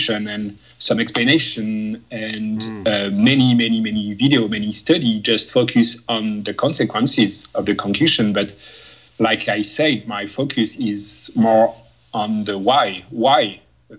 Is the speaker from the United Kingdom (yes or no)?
no; France; English is a second language; moved away as an adult; now in Moncton, Canada; I come from France